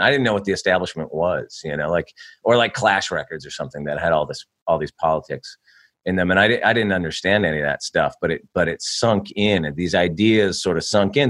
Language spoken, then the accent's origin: English; California, United States; I grew up in California.